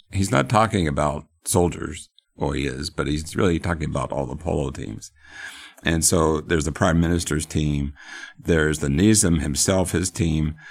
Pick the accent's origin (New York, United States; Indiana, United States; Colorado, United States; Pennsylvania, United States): Pennsylvania, United States; moved away; I grew up in Pennsylvania